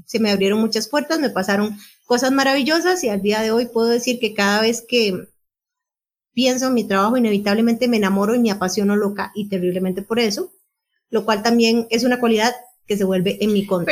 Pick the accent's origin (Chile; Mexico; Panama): Panama; Panama City; nací el 31 de marzo de 1977 en Ciudad de Panamá